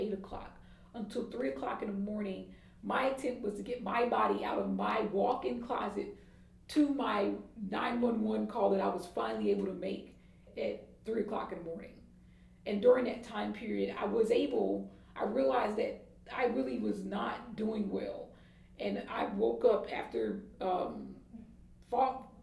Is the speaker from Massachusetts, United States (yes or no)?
no; Atlanta, Georgia, United States; moved away; I'm from Atlanta